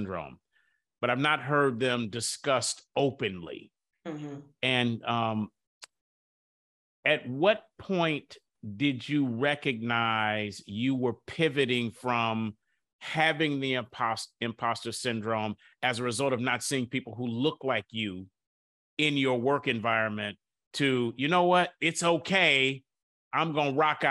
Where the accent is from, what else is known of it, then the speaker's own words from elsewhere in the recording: Detroit, Michigan, United States; I grew up in Detroit, working class family where the neighborhood became impoverished